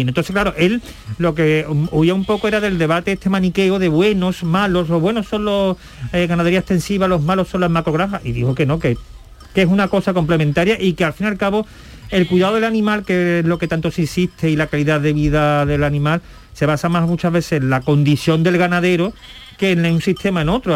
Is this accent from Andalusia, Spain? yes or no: yes; La Algaba, Andalusia, Spain; yo sabéis que soy de pueblo, mi hábitat siempre ha sido cabra, porque en mi pueblo había muchas cabras